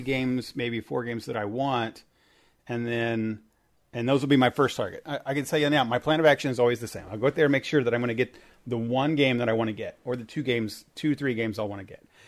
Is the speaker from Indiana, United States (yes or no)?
yes; Indiana, United States; I'm from Indiana